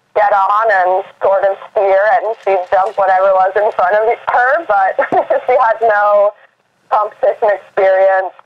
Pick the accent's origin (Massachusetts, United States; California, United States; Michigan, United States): Massachusetts, United States; Boston; I grew up in Boston, Massachusetts, in the city.